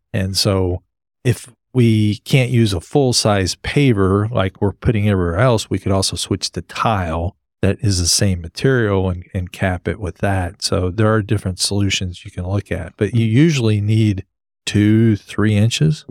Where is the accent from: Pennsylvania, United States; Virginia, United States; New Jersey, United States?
New Jersey, United States; now in Texas, United States; I grew up in Jersey.